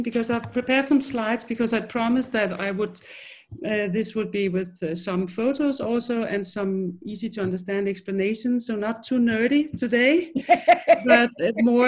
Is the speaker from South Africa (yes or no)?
no; Denmark; I'm a woman from Denmark